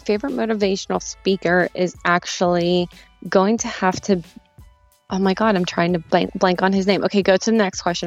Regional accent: Pittsburgh, Pennsylvania, United States; I'm from Pittsburgh, so I'm a huge Steelers fan

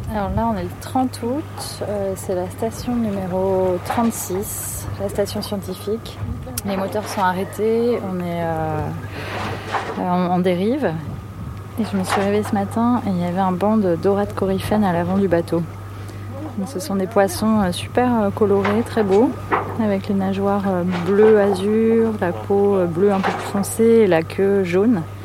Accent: Nantes, Pays de la Loire, France; now in Paris, France; Moi, j'ai grandi à Nantes, donc pas très loin de l'océan

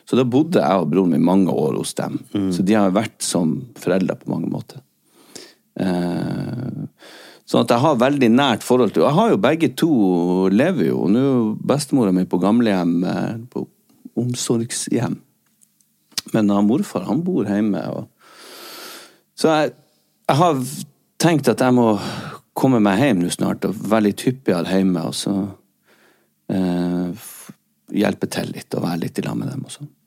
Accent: Rogaland, Norway; jeg er en rogalending.

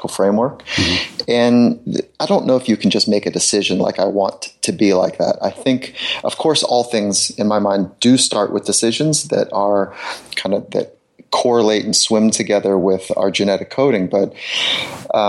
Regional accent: Southern California, United States; I grew up in Southern California

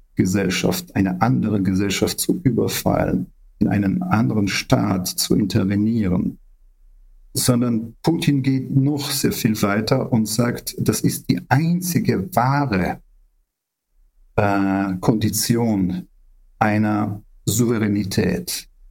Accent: Ukraine; wir Ukrainer

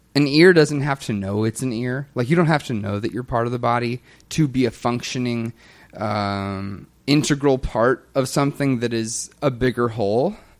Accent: the Bible Belt in the South, United States; I grew up in the Bible Belt in the South

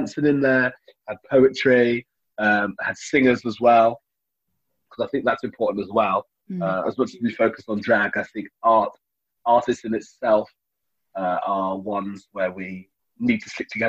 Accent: Birmingham, West Midlands, United Kingdom; being a Brummie, also being the only black Brummie with a residency

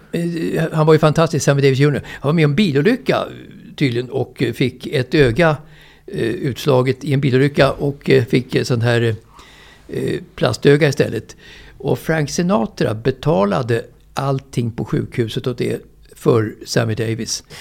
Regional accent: Sweden

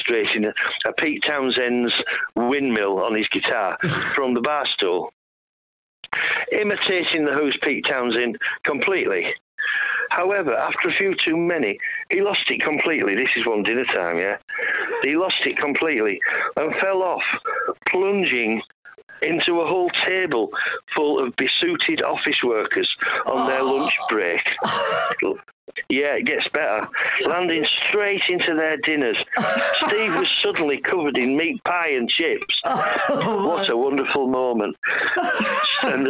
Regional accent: Lancashire, North West England, United Kingdom; I'm from Lancashire, but same Northern Git territory

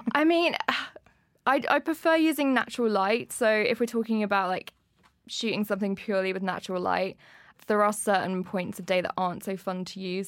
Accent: Leicester, East Midlands, United Kingdom; moved away as an adult; now in London, United Kingdom; I'm from Leicester and when I was about twenty, I saved up enough money to come and move down to London

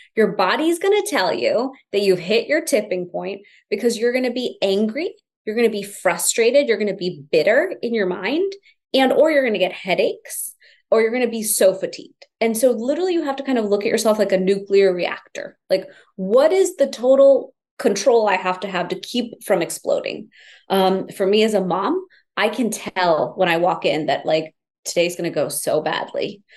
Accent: Houston, Texas, United States; I grew up in Houston, Texas, typical American kid in an immigrant family

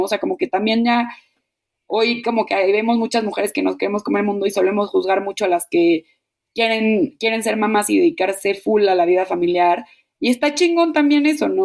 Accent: Mexico; moved away as an adult

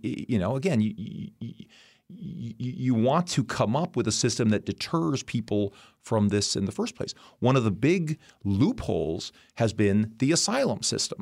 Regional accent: United States; as an American

